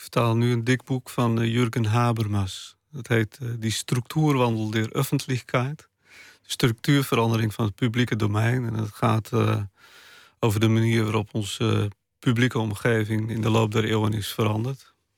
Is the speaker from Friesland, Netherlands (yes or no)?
yes; Friesland, Netherlands; first language West Frisian; Dutch is a second language; moved away; Bij mij is het niet zo dat eh, het Fries de taal van mijn hart is. Het is wel de taal van mijn jeugd